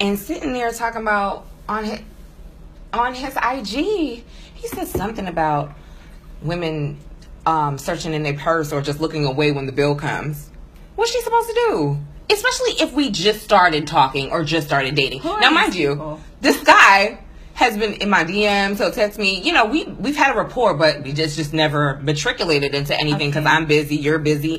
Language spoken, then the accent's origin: English; New York, United States; moved away as an adult; now in Atlanta, United States; I'm from New York